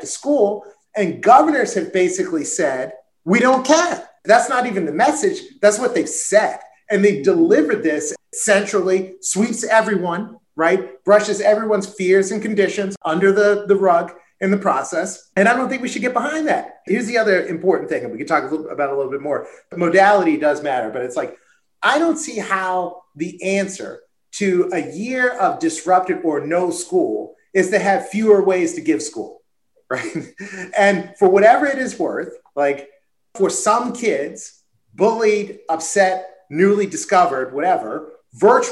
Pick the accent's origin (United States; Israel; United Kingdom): United States; Maryland; my home state